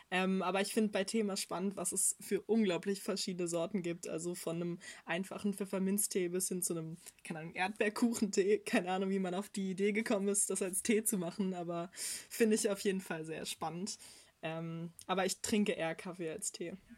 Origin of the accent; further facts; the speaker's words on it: Berlin, Germany; ich wurde in Berlin geboren und bin hier aufgewachsen und nicht einmal tatsächlich umgezogen.